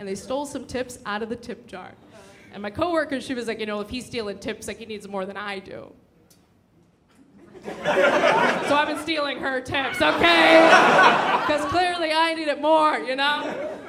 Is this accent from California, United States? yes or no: yes; San Diego, California, United States; now in New York, United States; I grew up in San Diego